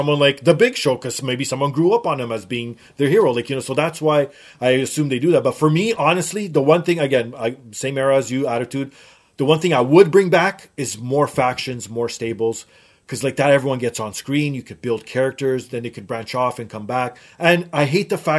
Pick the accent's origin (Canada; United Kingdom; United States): Canada; I'm being from Canada